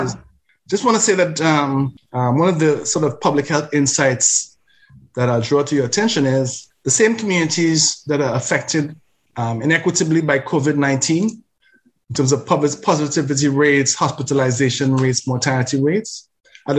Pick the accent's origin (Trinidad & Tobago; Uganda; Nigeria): Trinidad & Tobago; now in Canada; My Black identity is grounded in Africa, in Africa's river valley civilizations, the Nile especially, and is matured and nurtured by the culture of Trinidad and Tobago